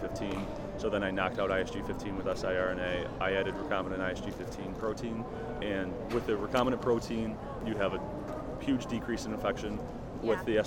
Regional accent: Detroit, Michigan, United States; I'm from Michigan, Detroit area originally, and I stayed in Michigan for my undergrad

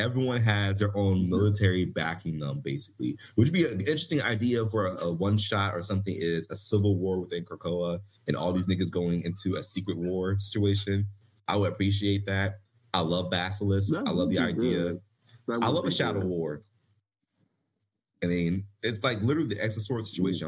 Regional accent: Philadelphia, Pennsylvania, United States; I'm from Philly

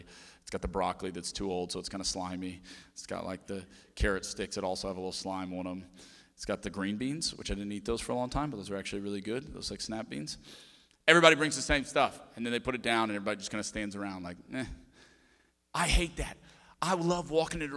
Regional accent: Cajun, Louisiana, United States; We're Cajun.

